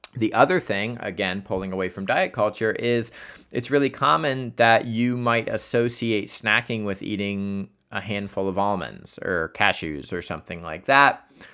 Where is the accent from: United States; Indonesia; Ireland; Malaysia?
United States; Columbus, Ohio; Columbus, Ohio, because that is my hometown.